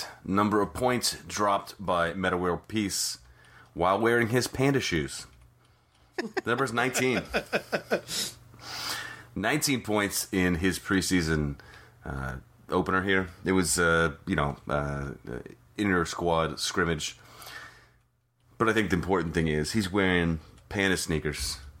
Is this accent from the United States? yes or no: yes; Indiana, United States; I grew up in Indiana.